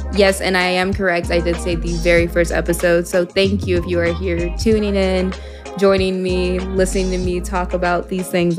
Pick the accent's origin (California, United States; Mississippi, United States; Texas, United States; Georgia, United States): Texas, United States; Dallas; moved away as an adult; also born or lived in Miami, Florida; I'm from Dallas, Texas originally